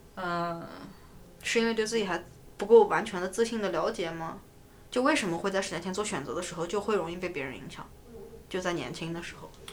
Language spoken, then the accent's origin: Chinese; northern China, China; now in New York, United States; 但我是北方人